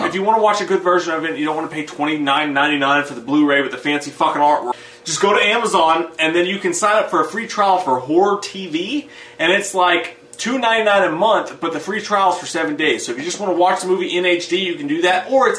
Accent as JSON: {"language": "English", "region": "Minnesota", "country": "United States", "said": "I'm from Minnesota."}